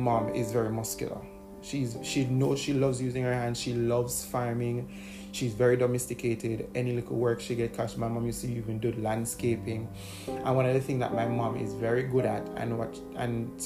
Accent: Bog Walk, Saint Catherine, Jamaica; when we were living in the country. And by country, I mean we're living in rural St. Catherine. Because I'm from St. Catherine. Bog Walk

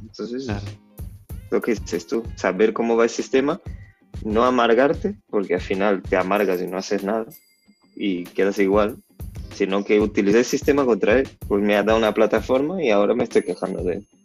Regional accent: Salvador, Bahia, Brazil; Spanish is a second language; moved away; yo vengo de Salvador de Bahía

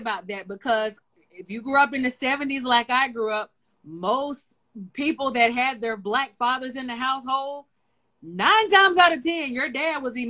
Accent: the South, United States; I grew up in the South

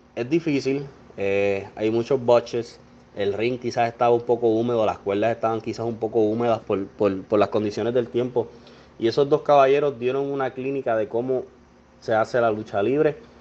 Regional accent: Puerto Rico; soy boricua

